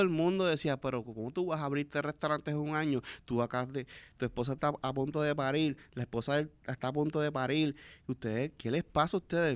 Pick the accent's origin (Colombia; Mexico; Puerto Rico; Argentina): Puerto Rico; nos ayudamos como puertorriqueños